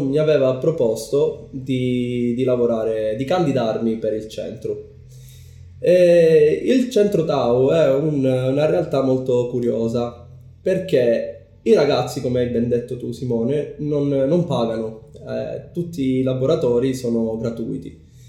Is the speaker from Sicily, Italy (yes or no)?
yes; Palermo, Sicily, Italy; moved away as an adult; also born or lived in United Kingdom / Japan; sono nato e cresciuto a Palermo